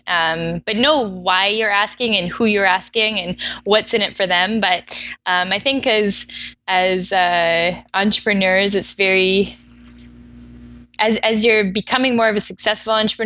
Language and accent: English; Vancouver, British Columbia, Canada; moved away as an adult; also born or lived in Ottawa; now in Toronto, Canada; I was born in Ottawa, but grew up in Vancouver.